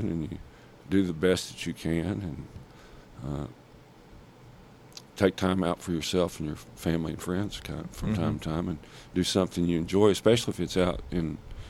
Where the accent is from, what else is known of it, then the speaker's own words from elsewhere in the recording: Jonesboro, Arkansas, United States; also born or lived in Helena, Arkansas; I grew up outside of Jonesboro